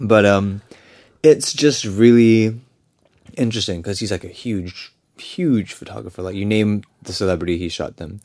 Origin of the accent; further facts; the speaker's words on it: Singapore; I'm from Singapore